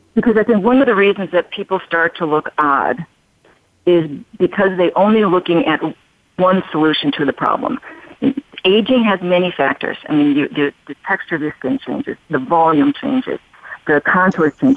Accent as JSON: {"language": "English", "town": "Chicago", "region": "Illinois", "country": "United States", "also_born_or_lived": "Albuquerque", "moved": "yes", "lives_now": "Las Vegas, United States", "said": "I'm originally from Chicago, um, and I've lived in Albuquerque."}